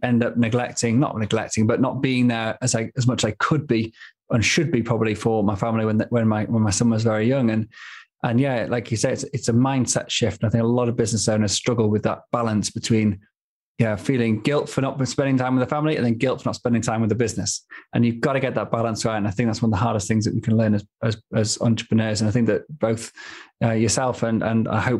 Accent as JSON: {"language": "English", "town": "Manchester", "region": "North West England", "country": "United Kingdom", "tie": "born or raised there", "moved": "yes", "lives_now": "Stockholm, Sweden", "said": "Living, growing up in Manchester, I mean, I was miles from the sea, miles from the mountains"}